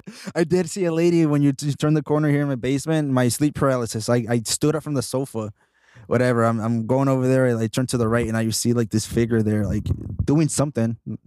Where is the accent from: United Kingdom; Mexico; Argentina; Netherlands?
Mexico; now in United States; I'm from Mexico